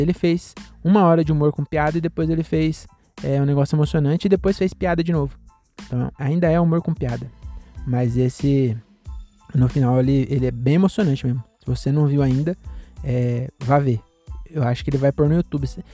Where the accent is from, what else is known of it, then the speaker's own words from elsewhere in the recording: Cajamar, São Paulo, Brazil; eu sou aqui de Cajamar mesmo